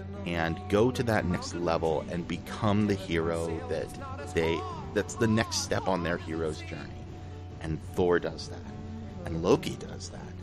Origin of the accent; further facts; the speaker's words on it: Texas, United States; my home state of Texas